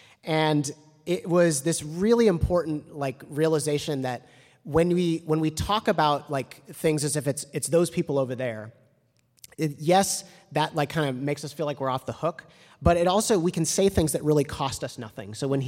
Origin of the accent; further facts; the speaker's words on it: Evanston, Illinois, United States; it's like one of the largest employers in the town that I grew up in Evanston.